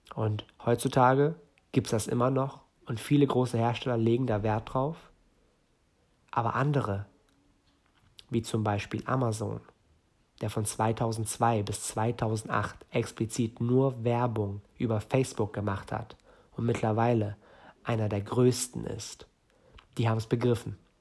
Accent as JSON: {"language": "German", "region": "Northern Germany", "country": "Germany", "tie": "born or raised there", "said": "komme aus Norden Deutschlands, bin hier geboren, aber gebürtig Iraner"}